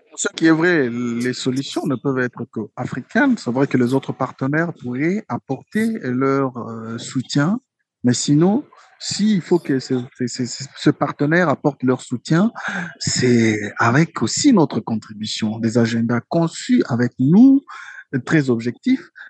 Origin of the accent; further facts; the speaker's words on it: DR Congo; chez nous au Congo